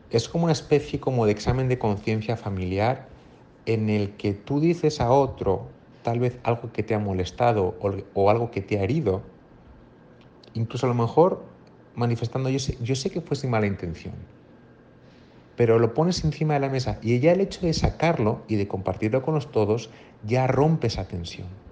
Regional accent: Madrid, Community of Madrid, Spain; moved away as an adult; now in Monterrey, Mexico; soy español de Madrid, pero llevo cinco años trabajando aquí en Monterrey

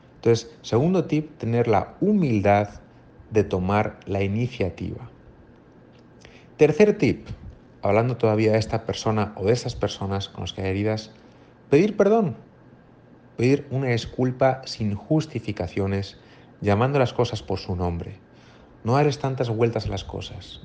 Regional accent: Madrid, Community of Madrid, Spain; moved away as an adult; now in Monterrey, Mexico; soy español de Madrid, pero llevo cinco años trabajando aquí en Monterrey

